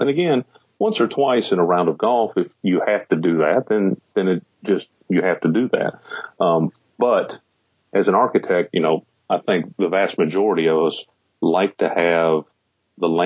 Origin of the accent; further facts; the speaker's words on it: Charlestown, Indiana, United States; also born or lived in Louisville, Kentucky; I was born in Louisville, Kentucky, mm-hmm. and I grew up just across the river in a little town called Charlestown